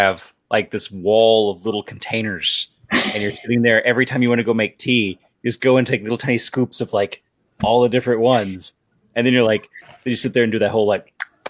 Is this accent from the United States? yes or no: yes; West Texas, United States; I'm from West Texas.